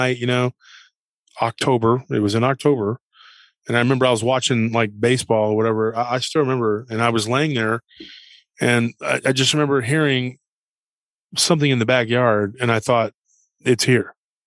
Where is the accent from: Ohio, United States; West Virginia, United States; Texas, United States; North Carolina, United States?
Texas, United States; Taylor; here in Central Texas and around my hometown